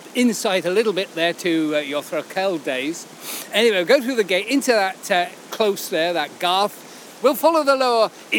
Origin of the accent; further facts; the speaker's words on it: Oxfordshire, South East England, United Kingdom; because I come from Oxfordshire